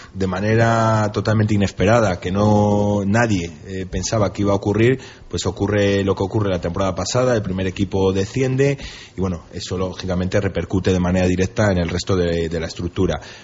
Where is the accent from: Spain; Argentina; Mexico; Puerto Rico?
Spain; Valladolid, Castile and León; also born or lived in Salamanca; nacer nací en Salamanca, pero he vivido de, bueno, desde, desde, siempre en Valladolid. Me considero vallisoletano